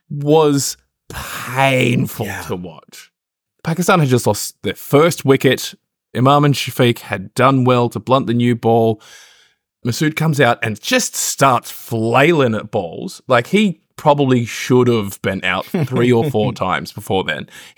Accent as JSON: {"language": "English", "region": "New South Wales", "country": "Australia", "said": "I'm from the Hunter. We do mine a lot."}